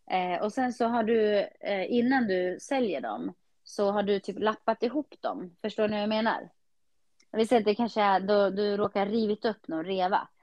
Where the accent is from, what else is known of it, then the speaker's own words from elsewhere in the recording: Eskilstuna, Södermanland, Sweden; när jag var yngre och bodde i Skiftinge